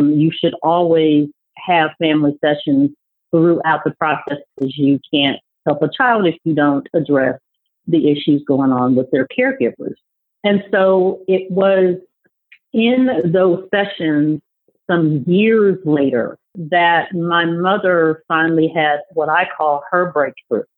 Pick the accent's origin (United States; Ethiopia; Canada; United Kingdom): United States; Des Moines, Iowa; moved away; also born or lived in Kansas City, Missouri; I was born and raised in Des Moines, Iowa